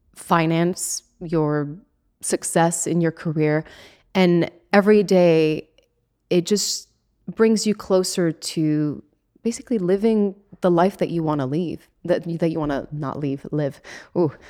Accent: Switzerland; now in Los Angeles, United States; I come from Switzerland in the middle of nowhere, and now here I am in Hollywood

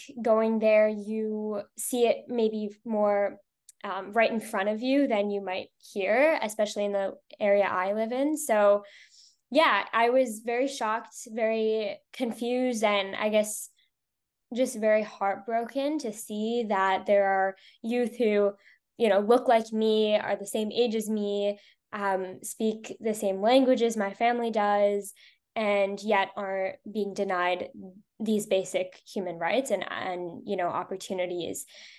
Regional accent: Toronto, Ontario, Canada; I use she, her pronouns, and I am from Toronto, Canada.

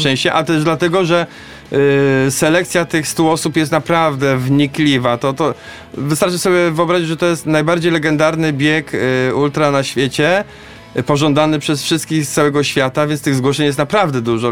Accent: Poznań, Greater Poland, Poland; a ja tu jestem z Poznania, biegam nad Maltą

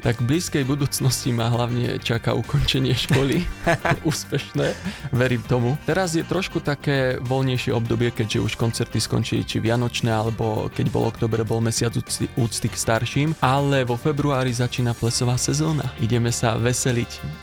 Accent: Brezno, Banská Bystrica Region, Slovakia; now in Banská Bystrica, Slovakia; narodil som sa v Brezne a pochádzam z hudobníckej rodiny

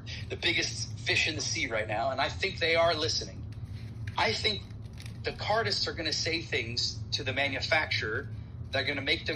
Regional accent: United States; moved away as an adult; now in Toronto, Canada; my home country

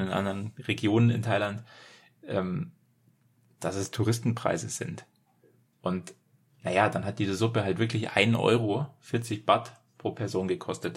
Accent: Germany; als Deutscher

